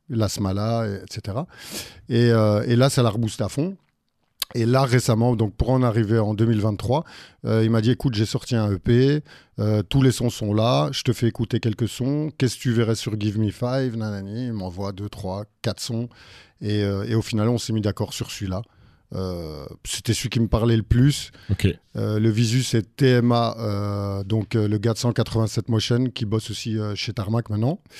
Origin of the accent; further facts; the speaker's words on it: Brussels, Brussels-Capital Region, Belgium; Bruxellois pure souche. Pure Mais mon père est français.